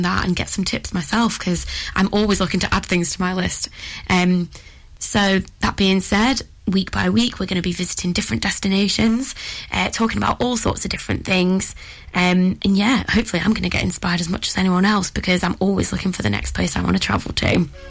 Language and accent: English; Ribble Valley, North West England, United Kingdom; born and raised in the Ribble Valley, don't get me wrong, I love it here